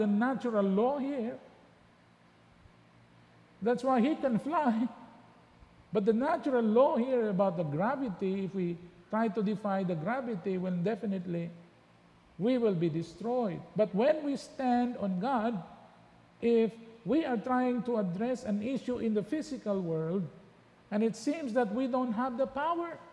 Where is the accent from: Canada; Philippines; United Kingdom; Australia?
Philippines; our origin is in the Philippines